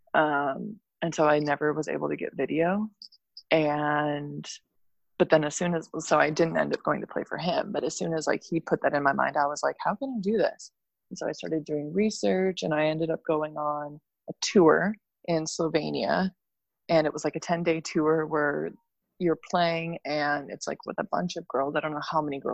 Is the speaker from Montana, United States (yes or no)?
yes; Montana, United States; moved away as an adult; also born or lived in Finland; I grew up in Montana